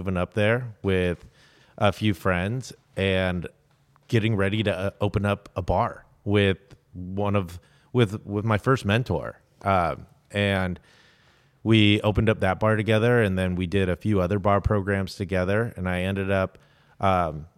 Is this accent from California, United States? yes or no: yes; East County, California, United States; I grew up in East County